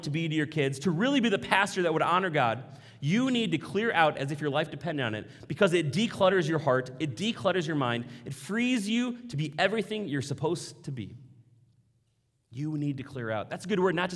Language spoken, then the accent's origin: English; Maple Grove, Minnesota, United States; I was raised here in Maple Grove, middle class.